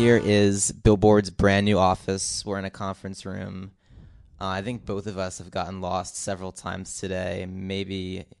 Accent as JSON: {"language": "English", "region": "New Jersey", "country": "United States", "said": "we're both from New Jersey"}